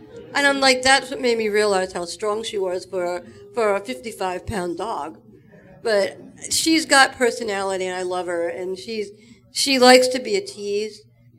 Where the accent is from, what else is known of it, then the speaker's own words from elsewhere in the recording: Long Island, New York, United States; I'm from Long Island, New York.